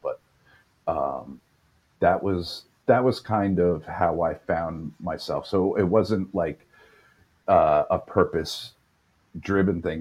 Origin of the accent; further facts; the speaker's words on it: New York, United States; also born or lived in Los Angeles, United States; Born and raised in New York.